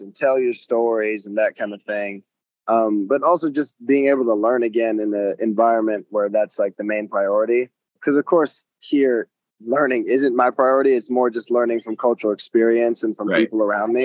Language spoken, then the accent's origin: English; United States; I'm from America